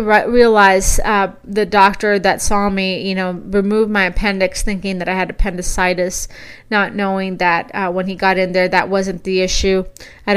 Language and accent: English; South Texas, United States; moved away as an adult; now in Boise, United States; where I was raised in South Texas.